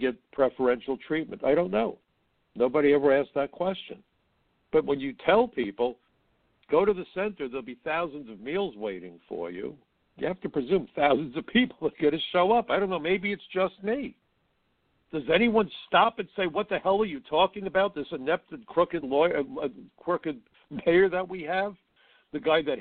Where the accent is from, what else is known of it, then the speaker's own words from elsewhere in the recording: New York City, New York, United States; I'm a New Yorker